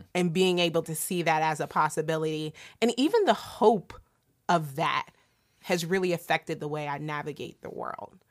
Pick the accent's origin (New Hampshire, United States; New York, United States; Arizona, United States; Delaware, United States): Delaware, United States; my small town growing up in Delaware